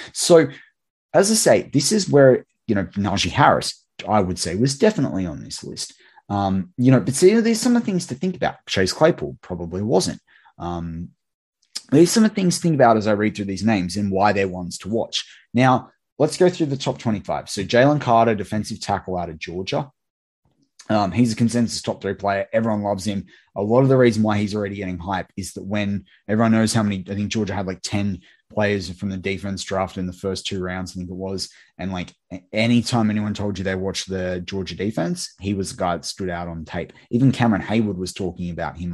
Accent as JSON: {"language": "English", "town": "Sydney", "region": "New South Wales", "country": "Australia", "tie": "born or raised there", "said": "my hometown of Sydney."}